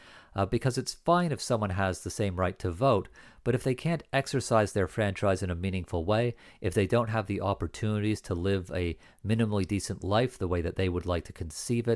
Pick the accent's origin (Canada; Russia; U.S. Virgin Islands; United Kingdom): Canada; I'm a Canadian, not an American.